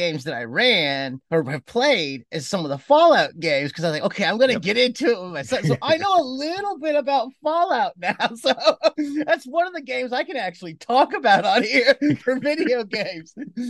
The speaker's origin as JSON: {"language": "English", "town": "Cleveland", "region": "Ohio", "country": "United States", "tie": "born or raised there", "said": "I grew up in Cleveland and I'd go around and we had little tiny lawns and get $3"}